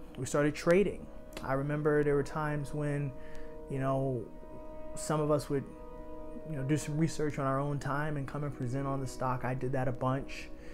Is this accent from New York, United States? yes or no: yes; New York City, New York, United States; born and raised in Harlem